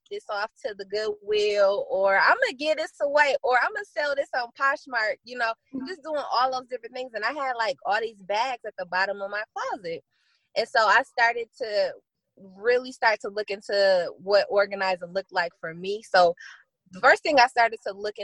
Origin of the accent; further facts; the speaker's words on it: Flint, Michigan, United States; I'm born and raised in Flint, Michigan